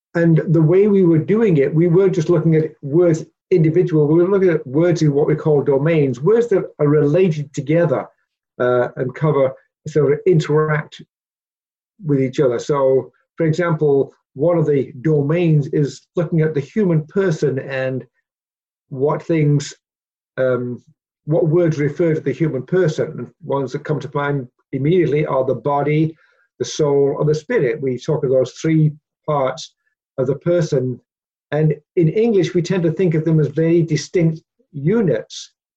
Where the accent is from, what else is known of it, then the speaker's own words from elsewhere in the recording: Peterborough, Ontario, Canada; moved away; also born or lived in Papua New Guinea; growing up in the church um, in Peterborough, uh, back in the uh, 60s